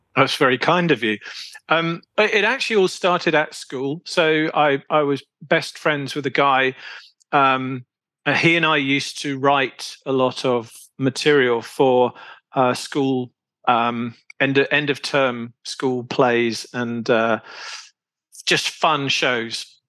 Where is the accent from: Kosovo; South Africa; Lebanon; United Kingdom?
United Kingdom; moved away as an adult; also born or lived in Poland; being a Brit